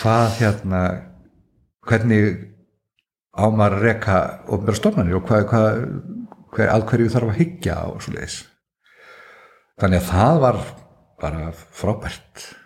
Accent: Svalbarðsströnd, Northeastern Region, Iceland; also born or lived in Akureyri; ég er alveg upp út á Svalbaströnd á bæ sem heitir Sunnulíð

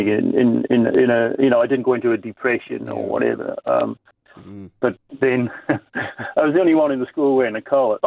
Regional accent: Wales, United Kingdom; also born or lived in New Zealand; I was born in New Zealand, but I was educated in Wales in the UK

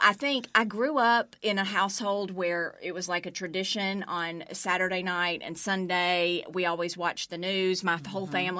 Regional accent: Pelham, Alabama, United States; accent: Southern; moved away as an adult; also born or lived in Birmingham, Alabama / Cape Girardeau, Missouri; now in Memphis, United States; I'm from Pelham, Alabama. And so grew up in Birmingham, Pelham, and graduated from University of Alabama.

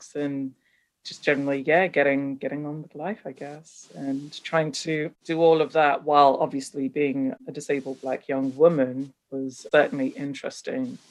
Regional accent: London, United Kingdom; English is a second language; also born or lived in Nigeria; came directly to London when I was 5 years old. And apart from a couple of stints here and there outside of the UK, I've spent my entire life in London.

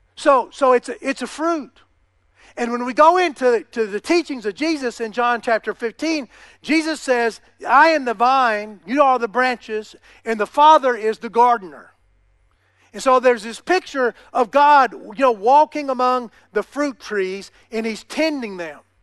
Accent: United States; I'm an American

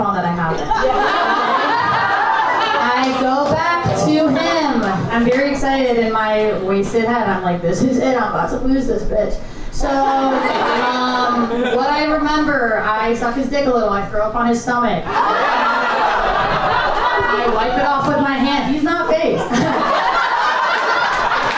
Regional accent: Nebraska, United States; now in Chicago, United States; I grew up in Nebraska, not a lot

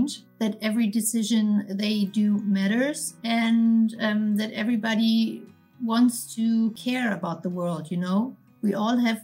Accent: Berlin, Germany; I'm from Berlin and I'm working for a fintech company

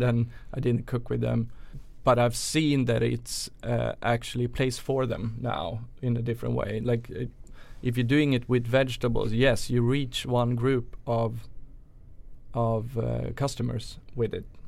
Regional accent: Sweden; also born or lived in New York; chef from Sweden originally

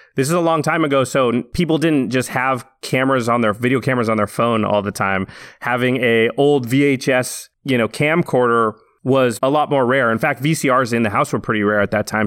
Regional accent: Canby, Oregon, United States; now in Los Angeles, United States; I grew up in a little town outside of Portland, Oregon, a town called Canby

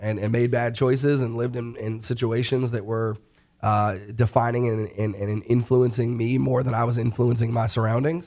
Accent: New York, United States; now in Charlotte, United States; I'm from New York

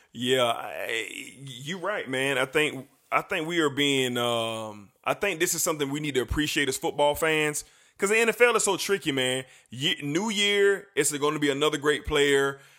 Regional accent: Jacksonville, Florida, United States; my hometown Jacksonville Jaguars

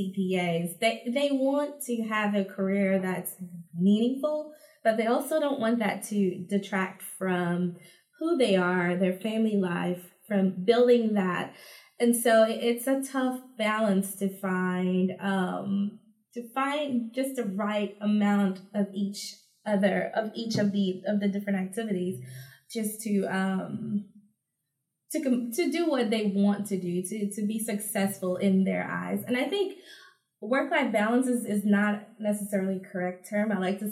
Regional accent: U.S. Virgin Islands; also born or lived in Dominica; So I grew up in the Caribbean between the two Caribbean countries, St. Thomas, U.S. Virgin Islands, which most people are familiar with, and then Dominica, which is located further down the archipelago of islands between Martinique and Guadeloupe.

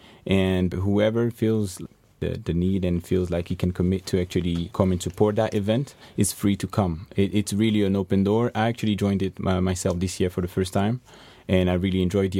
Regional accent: France; now in Ireland; I was born in France, so, and I've realized that I'm European

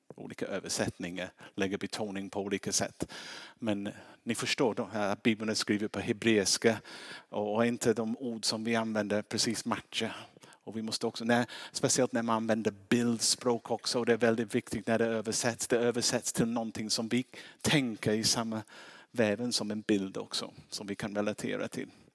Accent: England, United Kingdom; Swedish is a second language; now in Sweden; Det märks på min uttal, jag är inte svensk

